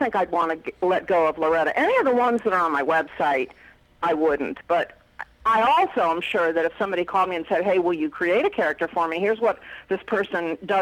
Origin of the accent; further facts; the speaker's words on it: West Virginia, United States; I grew up in West Virginia